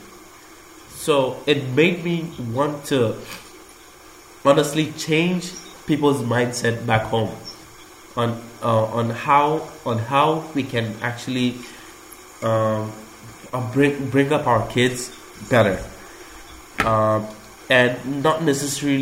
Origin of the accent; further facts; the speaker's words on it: Malaysia; moved away; growing up in Malaysia